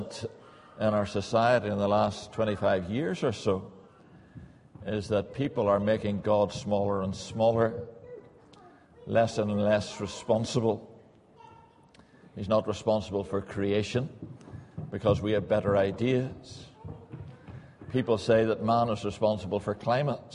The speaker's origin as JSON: {"language": "English", "region": "Northern Ireland", "country": "United Kingdom", "tie": "born or raised there", "moved": "as an adult", "lives_now": "England", "said": "Probably take you a wee while to get used to my accent. I was brought up in Northern Ireland, came over to England"}